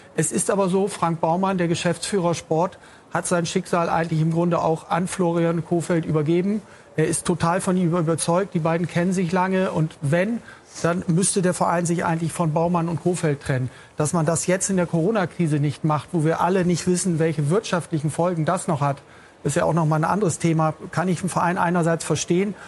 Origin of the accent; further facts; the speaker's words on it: Bremen, Germany; moved away; ich wohne ja seit längerem nicht mehr in Bremen, bin aber gebürtiger Bremer